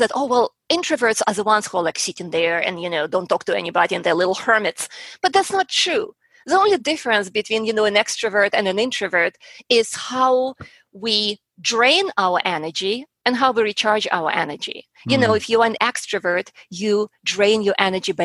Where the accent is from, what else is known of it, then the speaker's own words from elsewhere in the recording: Russia; moved away as an adult; also born or lived in Colorado; now in Houston, United States; I was growing up in Russia. I was about 10 years old.